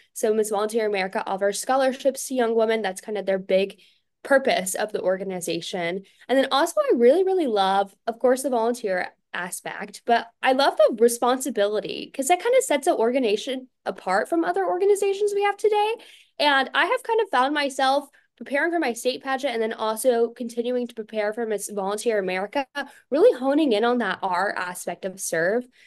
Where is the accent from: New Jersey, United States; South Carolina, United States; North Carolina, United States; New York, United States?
North Carolina, United States; Fayetteville; I'm from Fayetteville, North Carolina, which is home to w, our largest U S military base